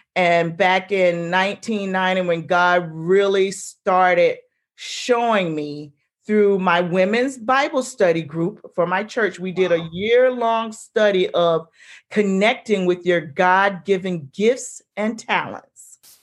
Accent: South Carolina, United States; moved away as an adult; also born or lived in Maryland; I grew up in South Carolina

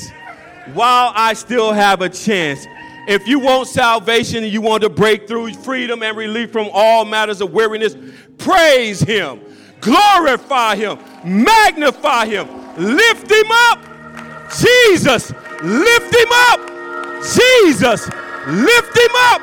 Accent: California, United States; y'all know I'm from California

